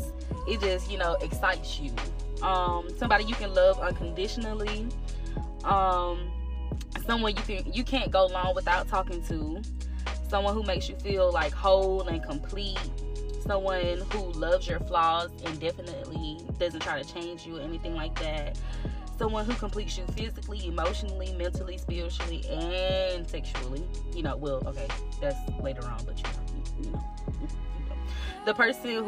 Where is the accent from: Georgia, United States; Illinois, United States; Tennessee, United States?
Georgia, United States; Albany; also born or lived in Columbus, Georgia; I'm from Albany, Georgia. I'm 229 till